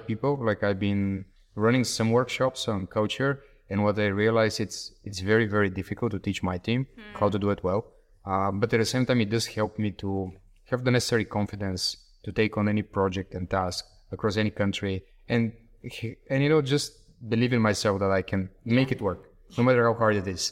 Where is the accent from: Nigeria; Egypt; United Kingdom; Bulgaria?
Bulgaria; moved away as an adult; also born or lived in Greece / Denmark / Taiwan / Indonesia; I still look at my home country, like, where I'm born and raised, 'cause I spent eighteen years there